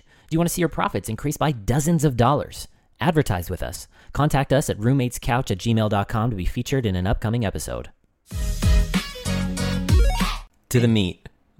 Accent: Arizona, United States; growing up in Arizona

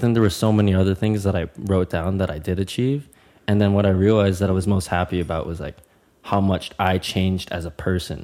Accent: Minnesota, United States; moved away as an adult; now in Los Angeles, United States; I'm originally from Minnesota

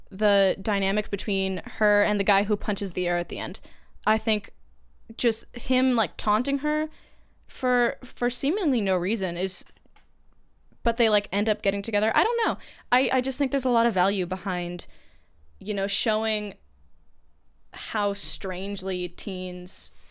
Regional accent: Monterey, California, United States; born or raised there

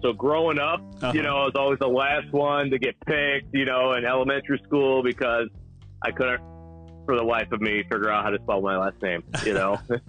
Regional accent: San Francisco, California, United States; born there; also born or lived in Virginia; So I'm actually originally, I was born in San Francisco, California.

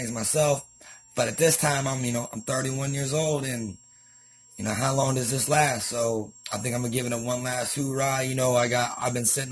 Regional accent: Salina, Kansas, United States; I'm born and raised in Salina

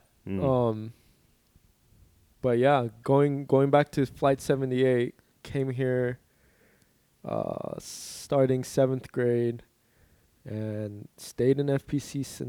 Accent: Buena Park, California, United States; English is a second language; also born or lived in Busan, South Korea / Ulsan, South Korea / Garden Grove, California; growing up in Buena Park

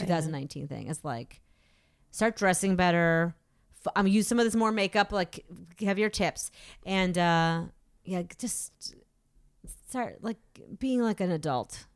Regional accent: Massachusetts, United States; born or raised there

